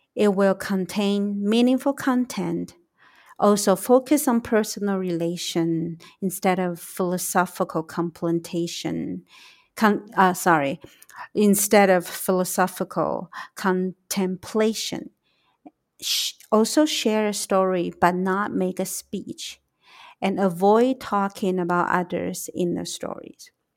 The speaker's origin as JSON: {"language": "English", "country": "Taiwan", "also_born_or_lived": "United States", "said": "I am from Taiwan"}